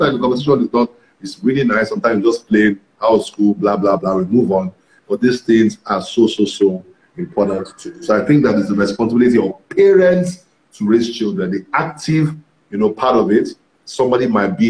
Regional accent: Ibadan, Oyo, Nigeria; the church I was in when I grew up in Ibadan

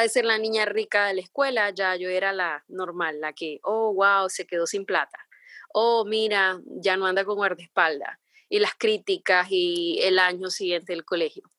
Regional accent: San Pedro Sula, Cortés, Honduras; moved away as an adult; now in Miami, United States; Sí, estoy de Honduras, sí. Soy de San Pedro Sula.

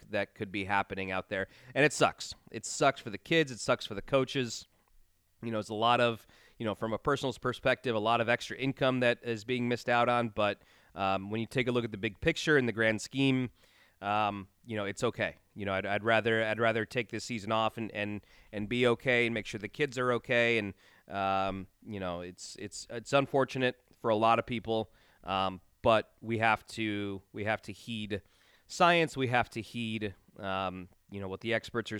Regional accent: Chicagoland suburbs, Illinois, United States; I am born and raised in the Chicagoland suburbs.

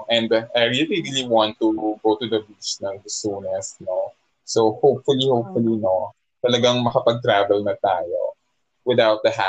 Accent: Philippines; sa atin mismo bilang Pilipino

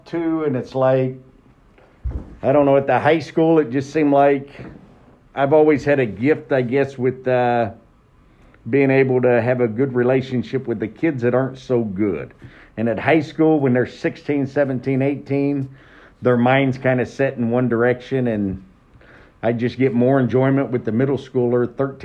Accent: Franklin, Indiana, United States; I'm from Franklin, south of Greenwood in Johnson County, not Franklin Central, Franklin Community. So I went to high school there, and then I decided to stay and be a hometownie

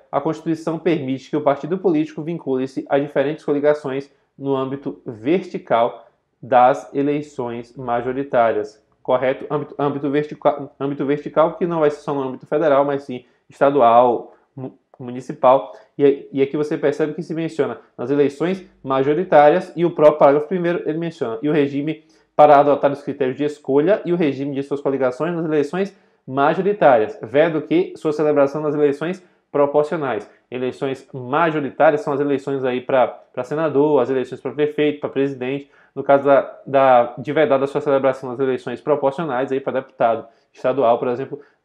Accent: Brazil; sou brasileiro nato, mas eu não pedi para ser brasileiro nato. Quando eu nasci, eu já nasci brasileiro nato

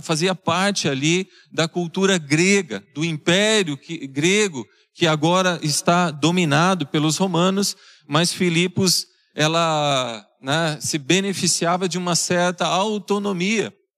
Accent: Brazil; da nossa identidade como brasileiros

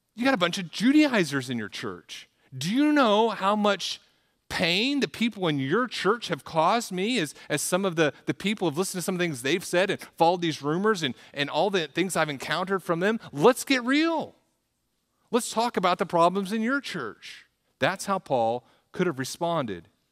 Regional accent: the South, United States; moved away as an adult; also born or lived in Midwest; I'm from the South

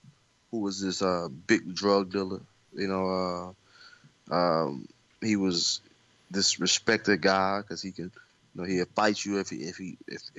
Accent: Little Rock, Arkansas, United States; Little Rock, Arkansas, which is my hometown

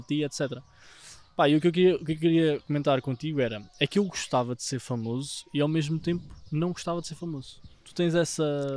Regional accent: Vila Nova de Tazem, Centro, Portugal; para a minha terra, para Vila Nova Tazem, em Gouveia

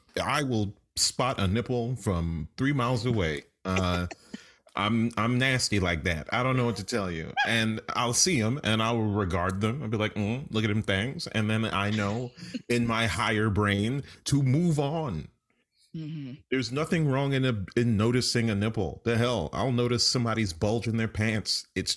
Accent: New York City, New York, United States; I grew up in New York City.

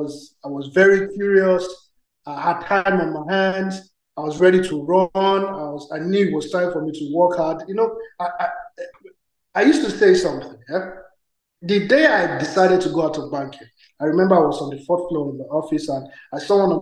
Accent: Nigeria; I grew up in Nigeria. I wasn't in Lagos per se

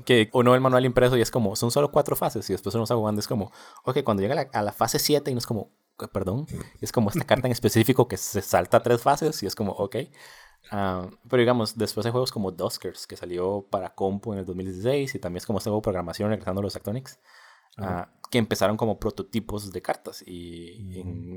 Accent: Costa Rica; Nosotros somos de Costa Rica

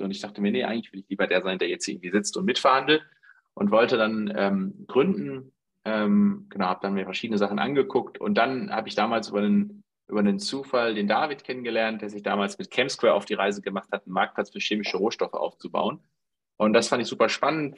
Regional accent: Dortmund, North Rhine-Westphalia, Germany; 33 Jahre alt, aufgewachsen in Dortmund

